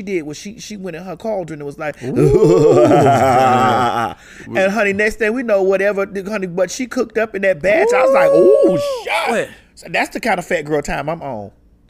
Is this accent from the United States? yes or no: yes; Miami, Florida, United States; I grew up in Miami.